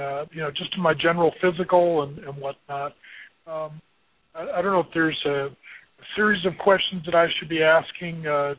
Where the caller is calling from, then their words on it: Colorado, United States; calling from Colorado.